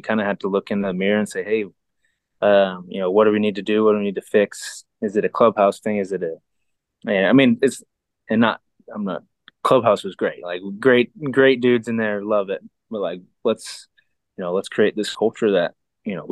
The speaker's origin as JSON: {"language": "English", "town": "Sacramento", "region": "California", "country": "United States", "tie": "born or raised there", "also_born_or_lived": "Mountain View, California", "said": "I grew up in Sacramento."}